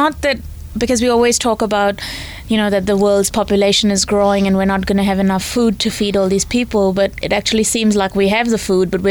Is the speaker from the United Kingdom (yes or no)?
no; India; now in New Zealand; so I'm obviously not born in New Zealand. I came here from India.